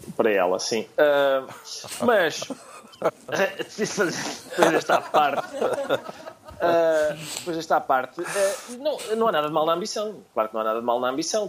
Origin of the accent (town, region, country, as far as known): Portugal